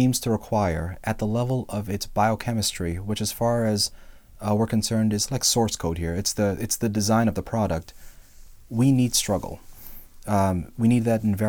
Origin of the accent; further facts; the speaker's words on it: Northeast, United States; now in Texas, United States; I'm from the Northeast, right. And we have forests in the Northeast